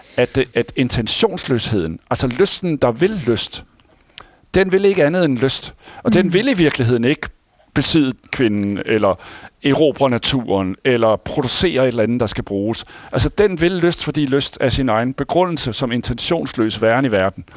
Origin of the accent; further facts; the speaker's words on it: Denmark; vi skulle tjene penge på som danskere